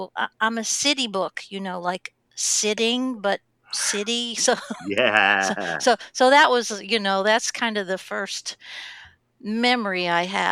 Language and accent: English; Pittsburgh, Pennsylvania, United States; I grew up in Pittsburgh